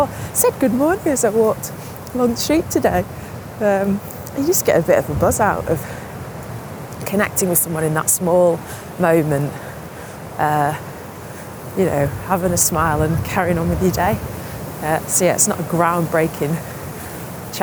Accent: Manchester, North West England, United Kingdom; now in London, United Kingdom; I'm from Manchester and my mum's born and bred Mancunian, like, I've been brought up with very chatty parents

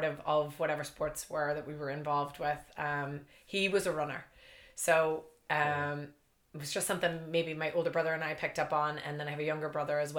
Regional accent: Boston, Massachusetts, United States; moved away as an adult; also born or lived in Ireland / Thailand; now in Northern Ireland; I grew up in Boston. Yeah. I was born in Boston

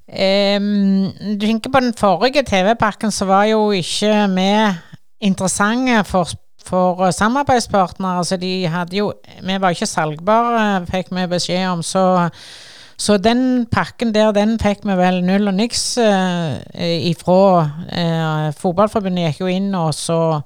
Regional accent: Sandnes, Rogaland, Norway; Jeg kommer jo fra Ngara fra Stangeland, eh, som er grense til Sandnes kommune

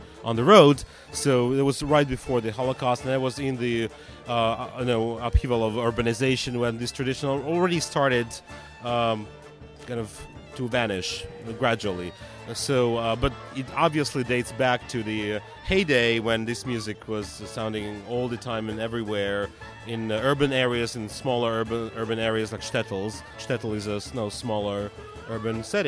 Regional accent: Belarus; moved away as an adult; now in United States; my home country, Belarus, in the 2000s, right before I moved to the States in 2008

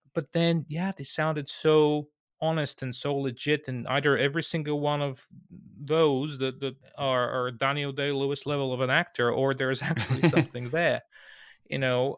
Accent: Bulgaria; I'm from Bulgaria

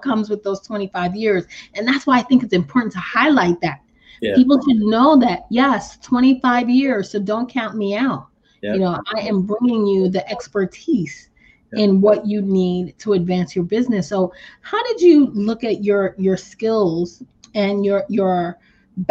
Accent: Haiti; as a Caribbean woman myself, I don't know why I made that accent, but, you know, I'm from Haiti

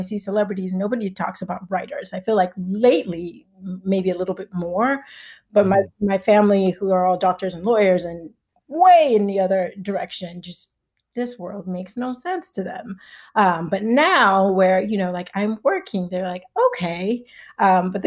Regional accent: Nigeria; moved away; I'm Nigerian

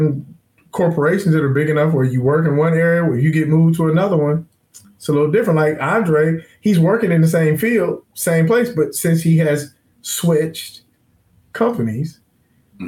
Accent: Forest Park, Ohio, United States; I'm from Forest Park

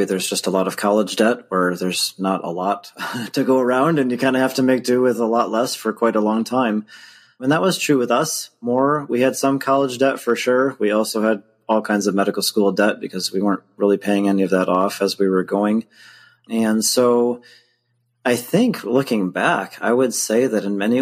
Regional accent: West Michigan, United States; I grew up here in Michigan in the United States and been here pretty much my whole life on both sides of the state

